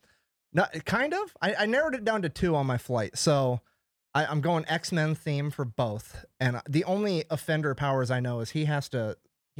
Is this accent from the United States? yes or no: yes; Iowa, United States; also born or lived in California; I just grew up in Iowa